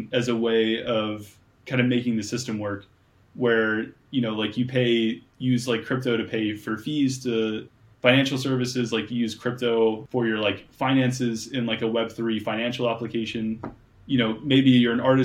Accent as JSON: {"language": "English", "town": "Cincinnati", "region": "Ohio", "country": "United States", "tie": "born or raised there", "said": "Growing up in Cincinnati, like, I had to spell my name in a very funny way"}